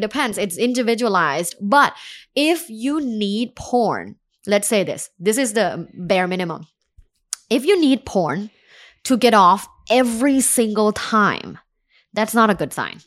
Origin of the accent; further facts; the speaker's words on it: Thailand; moved away as an adult; now in United States; I'm from Thailand